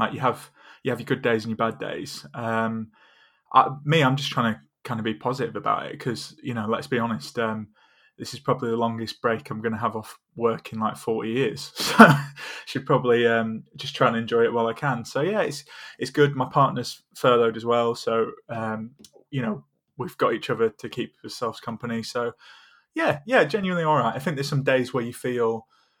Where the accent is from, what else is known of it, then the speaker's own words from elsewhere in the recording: Huddersfield, Yorkshire and the Humber, United Kingdom; also born or lived in Essex; I'm not actually from Huddersfield, I'm from Essex. So I kind of moved up here when I was 7 or 8